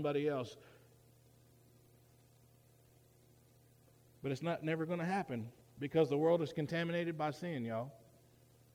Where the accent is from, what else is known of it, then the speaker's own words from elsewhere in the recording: United States; I'm also an American and proud to be an American.